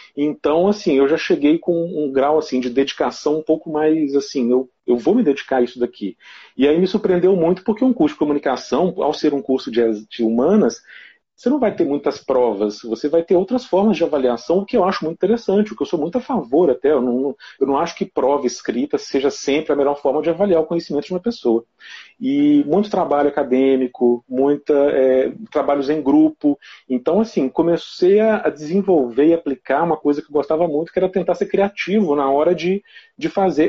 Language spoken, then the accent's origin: Portuguese; Ervália, Minas Gerais, Brazil; sou de Ervalha, né, que é pertinho de Viçosa aqui, é uma cidade bem pequenininha